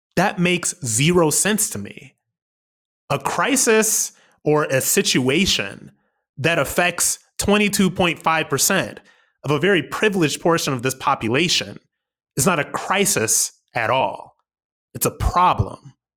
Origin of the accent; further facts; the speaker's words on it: Akron, Ohio, United States; moved away as an adult; I'm from Akron, Ohio.